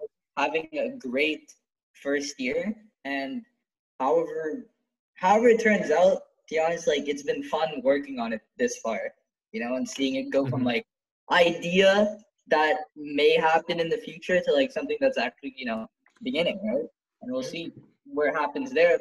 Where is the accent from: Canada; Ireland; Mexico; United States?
Canada; I was born in Canada, but like, I, my, my parents are basically from Ceylon